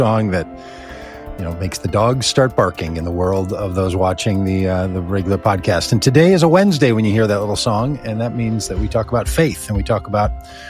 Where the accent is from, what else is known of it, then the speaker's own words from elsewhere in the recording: Minneapolis, Minnesota, United States; from Minneapolis.